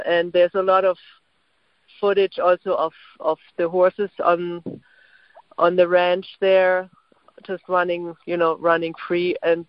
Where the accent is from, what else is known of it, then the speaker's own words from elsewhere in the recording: Berlin, Germany; English is a second language; moved away as an adult; now in New York, United States; And also, I'm an immigrant, so I mean, I don't know, but that probably has to do something too. I mean, I immigrated from Berlin to New York in 1998